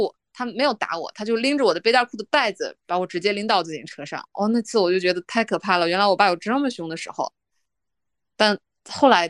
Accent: Ordos, Inner Mongolia, China; 我们是我是独生女，我们家在内蒙古鄂尔多斯。呃，从小在一个小镇上长大。

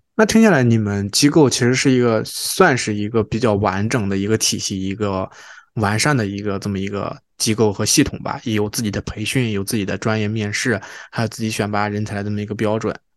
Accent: China; now in Toronto, Canada; 我们当时小时候在国内上初中、高中

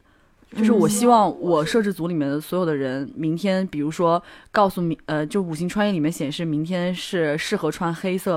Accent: China; 就大部分人还是会的吧，因为。我们都是中国人，我们都很相信。

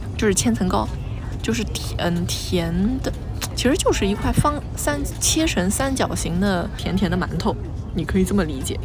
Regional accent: Yangzhou, Jiangsu, China; moved away; 多年没有就是回到我的家乡，我对我的家乡已经没有那么了解

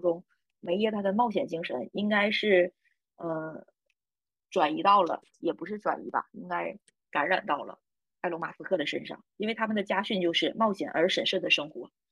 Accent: Northeast China, China; accent: Northeastern (Dongbei) dialect; 我们东北话经常说嘛

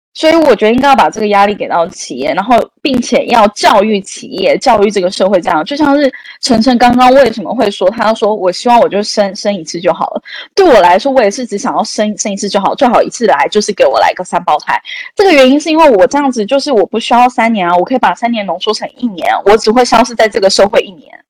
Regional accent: Taiwan; now in China; 身为一个台湾人

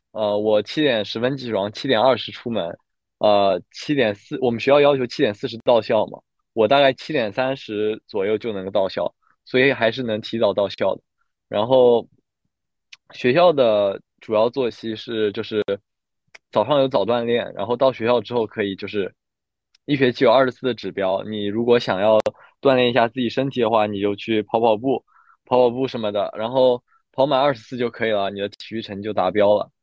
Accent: Shanghai, China; 我是来自上海的

